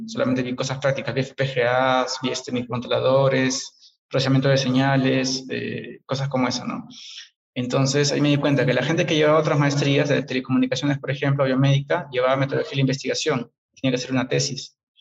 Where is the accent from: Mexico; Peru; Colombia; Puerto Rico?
Peru; also born or lived in England